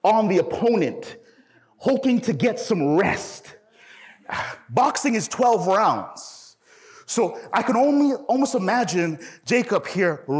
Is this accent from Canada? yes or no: yes; Toronto, Ontario, Canada; I'm from Toronto, and I remember growing up in the hood